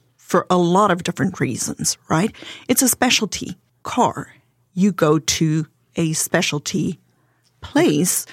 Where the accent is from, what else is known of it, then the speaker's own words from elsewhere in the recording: South Africa; accent: South African; English is a second language; now in South Carolina, United States; my husband and I are originally from South Africa.